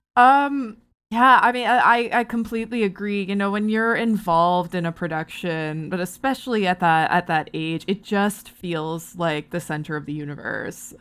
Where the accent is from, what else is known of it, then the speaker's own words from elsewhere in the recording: Barrie, Ontario, Canada; moved away; I'm from Barrie originally